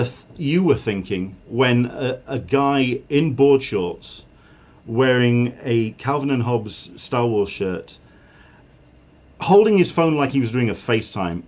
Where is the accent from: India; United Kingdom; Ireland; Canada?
United Kingdom; as a Brit